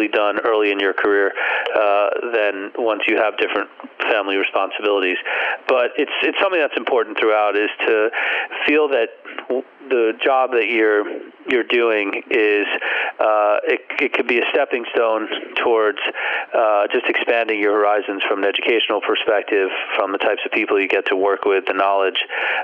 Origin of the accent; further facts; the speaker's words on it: Teaneck, New Jersey, United States; I grew up in Teaneck